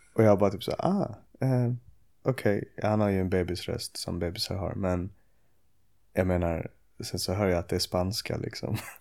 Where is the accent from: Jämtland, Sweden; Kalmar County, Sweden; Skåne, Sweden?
Skåne, Sweden; Åkarp; also born or lived in Ystad / Sjöbo / Malmö; now in Arlöv, Sweden; jag föddes i Ystad och vi bodde i Sjöbo till jag var sex. Sen flyttade vi till Åkarp när jag var sex